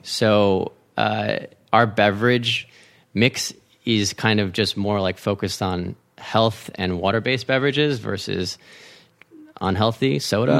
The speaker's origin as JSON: {"language": "English", "town": "San Marino", "region": "California", "country": "United States", "tie": "born or raised there", "also_born_or_lived": "Washington, D.C.", "moved": "as an adult", "said": "grew up in L A, so half Mexican, half Chinese"}